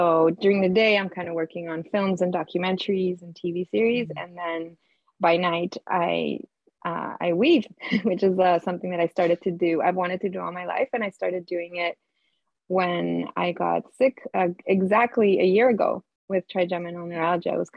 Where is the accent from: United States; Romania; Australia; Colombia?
Colombia; moved away as an adult; now in Canada; I'm was born and raised in Colombia. And I came to Canada